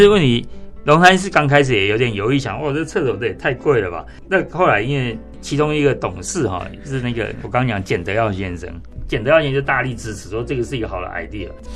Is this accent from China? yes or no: no; Taiwan; 我们台湾人其实对历史啊，其实是很不愿意去回顾的